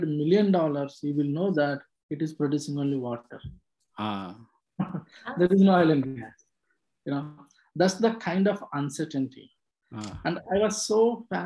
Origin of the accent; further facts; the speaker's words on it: Andhra Pradesh, India; moved away as an adult; also born or lived in Hyderabad; now in Houston, United States; I was born and brought up in Andhra Pradesh in India